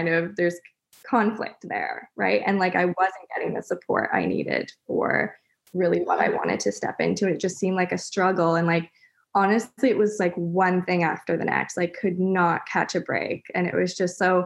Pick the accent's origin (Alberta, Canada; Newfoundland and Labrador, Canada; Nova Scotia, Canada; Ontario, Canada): Ontario, Canada; Ottawa; also born or lived in North Vancouver, British Columbia; now in Comox, Canada; I grew up in Ottawa